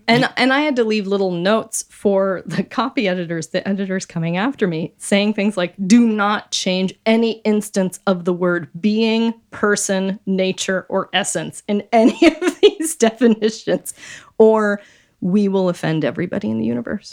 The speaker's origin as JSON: {"language": "English", "town": "Wheat Ridge", "region": "Colorado", "country": "United States", "tie": "born or raised there", "said": "I grew up in the city of Wheat Ridge"}